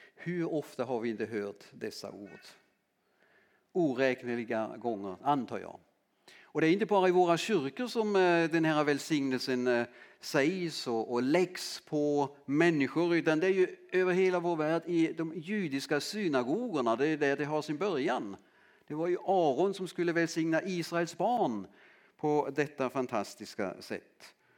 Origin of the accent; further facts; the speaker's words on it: Southern Germany, Germany; accent: German; Swedish is a second language; also born or lived in Landskrona, Sweden; now in Lönsboda, Sweden; jag är född i Tyskland och uppväxt eh, i södra Västtyskland som det då hette